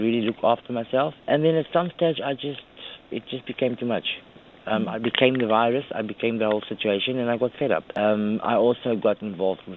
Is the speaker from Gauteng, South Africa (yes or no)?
no; Cape Town, Western Cape, South Africa; We are Cape Townians. I mean, I was born in Cape Town.